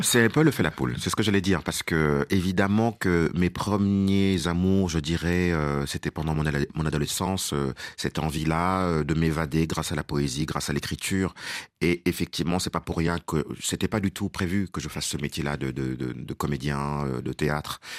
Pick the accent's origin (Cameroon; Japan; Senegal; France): Senegal; first language Wolof; French is a second language; moved away; also born or lived in Dakar